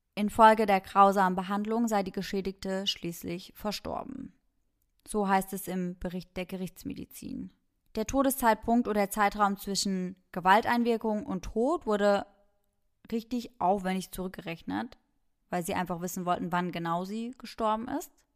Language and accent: German; Germany; bei uns in Deutschland